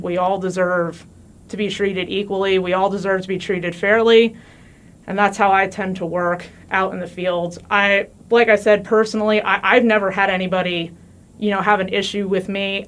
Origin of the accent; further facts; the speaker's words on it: New Jersey, United States; moved away as an adult; also born or lived in Missouri; now in Warrensburg, United States; I'm actually from New Jersey, not from Missouri. I moved out here